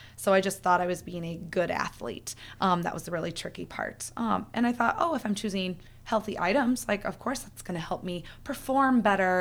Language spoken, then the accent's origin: English; Iowa, United States; I'm from Iowa, so small town